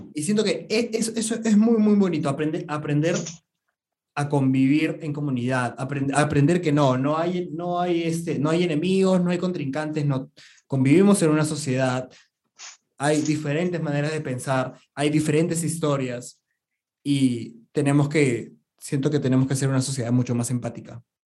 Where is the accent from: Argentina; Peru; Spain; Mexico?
Peru; somos peruanos